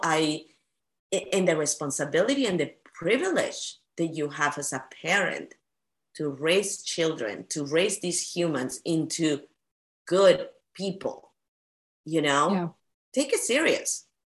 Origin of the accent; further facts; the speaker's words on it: Peru; now in United States; I come from Peru